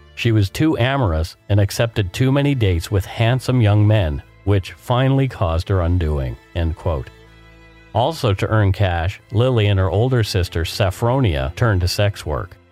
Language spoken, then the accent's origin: English; Canada; We are ordinary Canadian schmucks